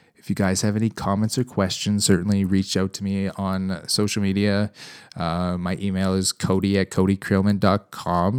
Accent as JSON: {"language": "English", "country": "Canada", "said": "as a Canadian, um, cattle producer"}